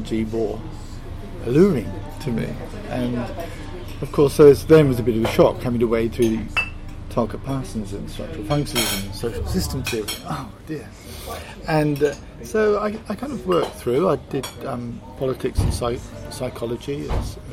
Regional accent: South West England, United Kingdom; moved away as an adult; also born or lived in Tasmania, Australia / Wagga Wagga, Australia; now in Australia; I come from the West Country of England

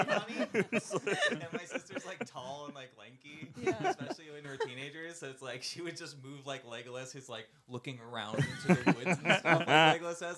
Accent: Santa Cruz, California, United States; I grew up in Santa Cruz, there's a lot of hiking to do around there.

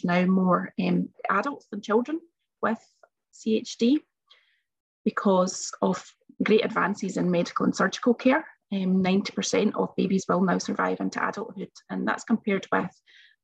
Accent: Bellshill, Scotland, United Kingdom; also born or lived in Glasgow; When I was born, back in 1978, a while ago now, I basically wouldn't have survived. And I was taken from Bells Hill Hospital to York Hill Hospital in Glasgow

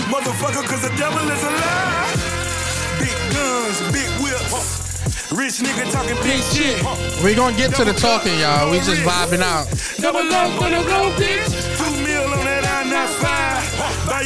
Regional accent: New York, United States; I'm from New York. You know, like a lot of … hits down there.

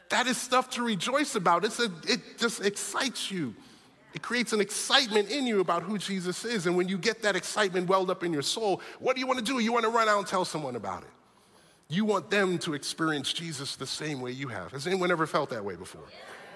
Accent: New York City, New York, United States; moved away; I grew up in New York City

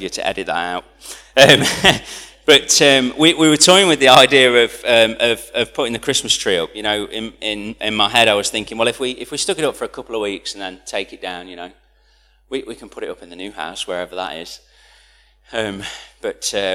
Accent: United Kingdom; I'm British

